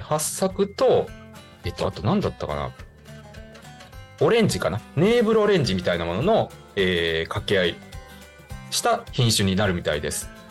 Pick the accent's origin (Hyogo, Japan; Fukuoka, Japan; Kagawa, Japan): Kagawa, Japan; Higashikagawa; 地元香川県東香川市を深く愛する男